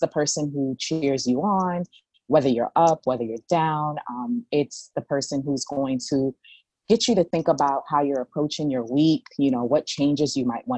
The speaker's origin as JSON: {"language": "English", "town": "New York City", "region": "New York", "country": "United States", "said": "I'm from the Bronx"}